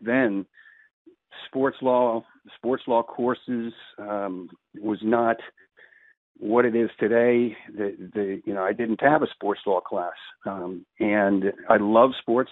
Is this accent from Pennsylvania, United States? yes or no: yes; Philadelphia, Pennsylvania, United States; I grew up here in Philly